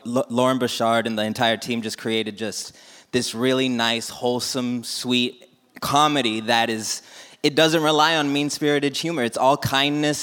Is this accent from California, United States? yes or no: yes; Rialto, California, United States; also born or lived in Pomona, California; I was also raised and born in Rialto, and now we're staying over in Pomona